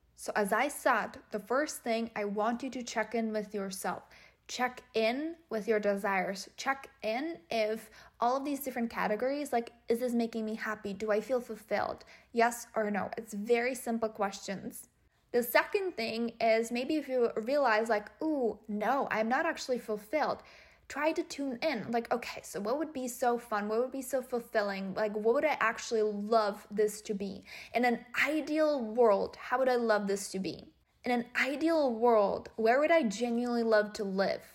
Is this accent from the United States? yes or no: no; Czechia; moved away; we're obviously from the Czech Republic